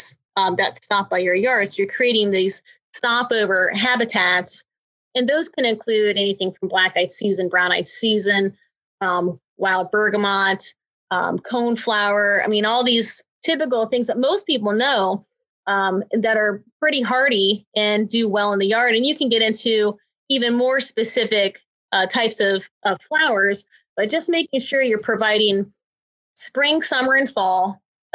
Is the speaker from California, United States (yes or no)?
no; Ohio, United States; Ohio, which is my home state.